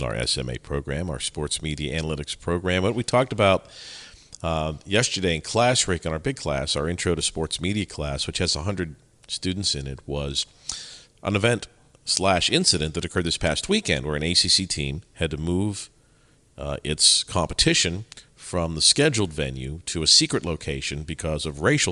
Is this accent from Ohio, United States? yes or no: no; Pittsburgh, Pennsylvania, United States; I grew up in Pittsburgh